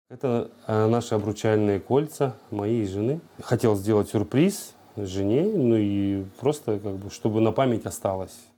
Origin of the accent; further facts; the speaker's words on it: Ukraine; also born or lived in Russia; now in Kyrgyzstan; я украинец и рожден был на Украине